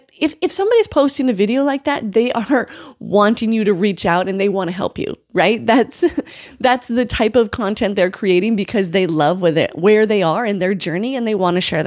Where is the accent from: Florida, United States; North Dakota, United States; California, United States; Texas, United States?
North Dakota, United States; moved away as an adult; also born or lived in Oklahoma City, Oklahoma; I came from North Dakota